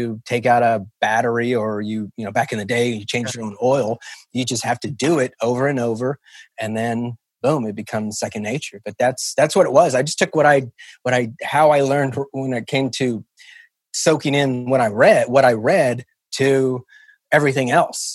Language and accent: English; Kansas City, Kansas, United States; I grew up in KCK in the Argentine district